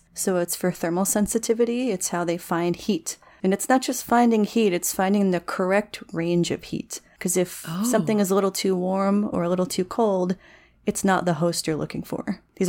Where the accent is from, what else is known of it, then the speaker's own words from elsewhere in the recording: New Jersey, United States; I grew up in the Pine Barrens of New Jersey, which is this gorgeous pine forest, kind of wetlandy.